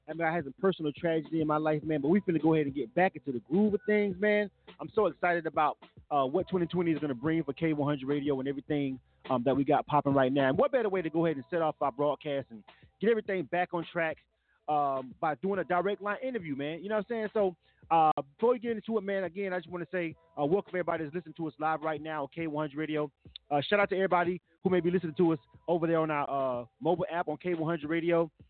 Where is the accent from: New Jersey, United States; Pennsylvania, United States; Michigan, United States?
Pennsylvania, United States; Philadelphia; I'm from Philadelphia, Philadelphia, Pennsylvania.